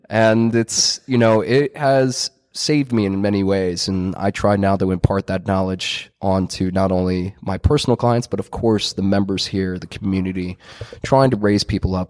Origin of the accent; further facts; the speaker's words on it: Mercer County, New Jersey, United States; growing up in Mercer County, New Jersey